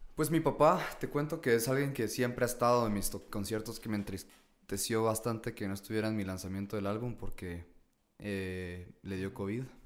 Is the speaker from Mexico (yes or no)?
no; Guatemala; soy de Guate